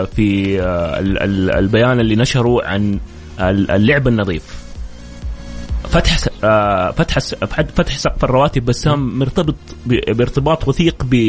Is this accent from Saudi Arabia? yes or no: yes; Saudi Arabia; لنا احنا ك ك كسعوديين